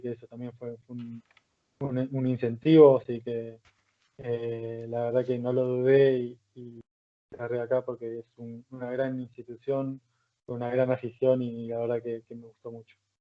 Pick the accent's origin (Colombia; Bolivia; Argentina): Argentina; moved away as an adult; now in Palencia, Spain; Los argentinos somos